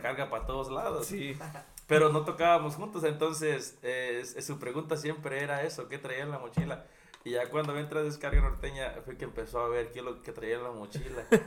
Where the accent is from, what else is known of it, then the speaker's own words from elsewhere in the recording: Apatzingán, Michoacán, Mexico; moved away as an adult; yo soy de apaxingán Michoacán. Entonces, donde yo nací